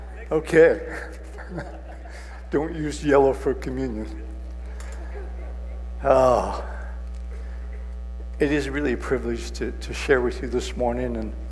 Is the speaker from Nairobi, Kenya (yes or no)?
no; Kijabe, Kiambu County, Kenya; I was raised in Kenya, a mission station called Kajabi. And one of the beauties of that place is it was cool a lot of the time.